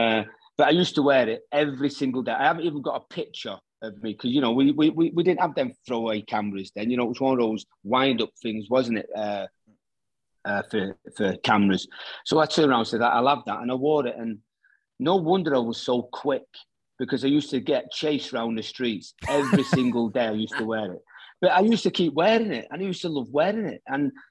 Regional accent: Salford, North West England, United Kingdom; moved away; growing up in Salford, popping over to Ireland every 3 or 4 months

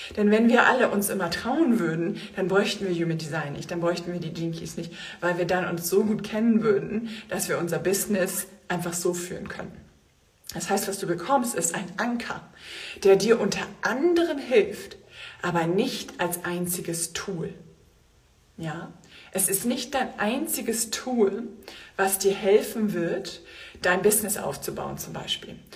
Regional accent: Germany; bei uns in Deutschland

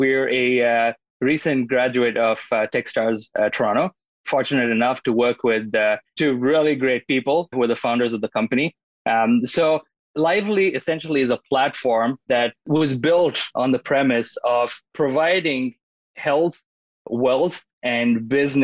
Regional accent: India; moved away as an adult; I was born and brought up in India, and I went to school there for business

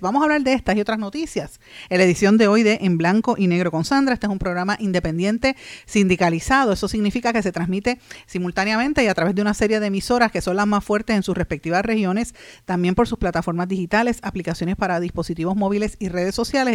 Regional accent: Puerto Rico; aquí en Puerto Rico

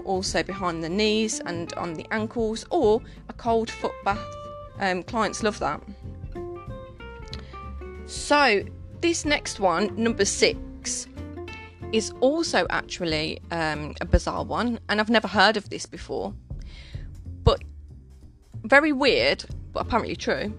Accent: Birmingham, West Midlands, United Kingdom; I'm from Birmingham, so maybe my lingo is completely different

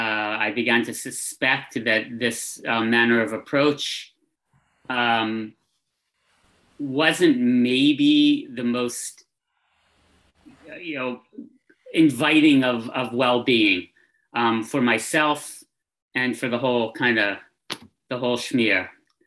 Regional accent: Philadelphia, Pennsylvania, United States; I was born in Philadelphia, Pennsylvania, 58 years ago and change. I grew up city smart, kind of, always on top of things, kind of dude.

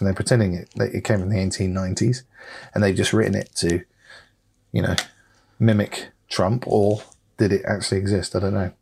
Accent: United States; I'm an American and I'm proud to be an American

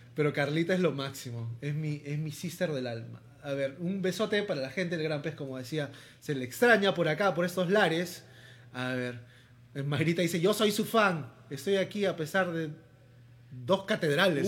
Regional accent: Lima, Peru; sobre todo en sociedades como las limeñas, donde todavía somos muy conservadores

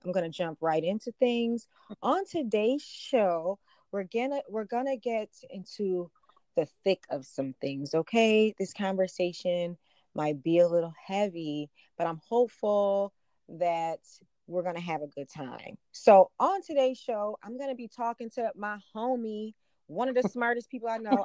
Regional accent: Buffalo, New York, United States; I'm from Buffalo. I'm from Western New York

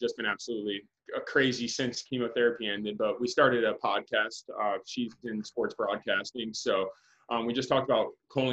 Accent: Winter Haven, Florida, United States; the Indians spring trained in my hometown

